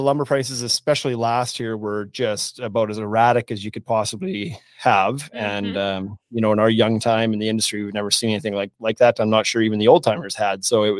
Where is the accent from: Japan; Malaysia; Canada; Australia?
Canada; Saskatchewan; now in Regina, Canada; I am a longtime resident of Regina, Saskatchewan. I grew up around Southern Saskatchewan, came to the U of R for school in 1999